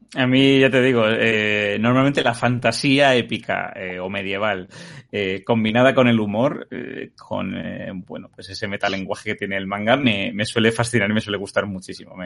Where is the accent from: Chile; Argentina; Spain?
Spain; cómo somos los españoles